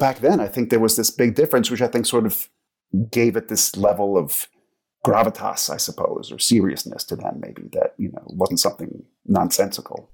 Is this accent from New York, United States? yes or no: yes; New York, United States; moved away as an adult; also born or lived in Los Angeles / Croatia; now in Geneva, Switzerland; I grew up in New York, but I have not lived in the U S for probably coming up on ten years now